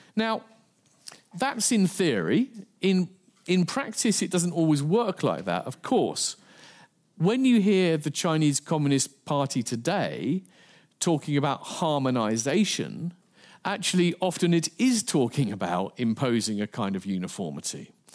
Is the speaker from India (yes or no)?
no; England, United Kingdom; I'm from England